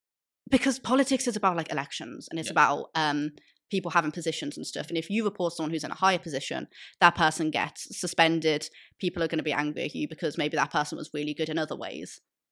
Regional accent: Liverpool, North West England, United Kingdom; I'm from Liverpool, and in Liverpool we have RASA Merseyside.

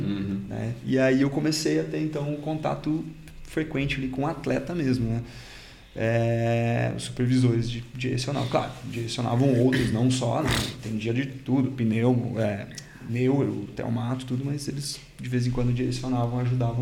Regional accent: Cachoeira do Sul, Rio Grande do Sul, Brazil; moved away as an adult; also born or lived in Curitiba; Eu sou natural do interior do Rio Grande do Sul

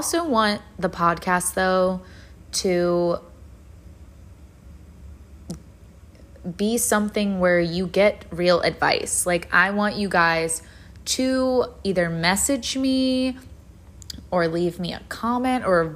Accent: Virginia, United States; now in Florida, United States; I live in Florida now, but I grew up in Virginia.

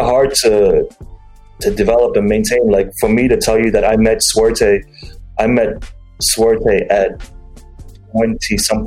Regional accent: Dubai, United Arab Emirates; I'm from Dubai

